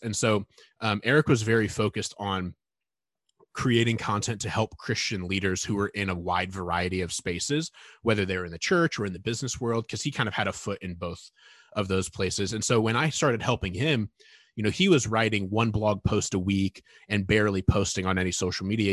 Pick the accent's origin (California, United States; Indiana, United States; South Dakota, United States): Indiana, United States; Northern; moved away; growing up in Northern Indiana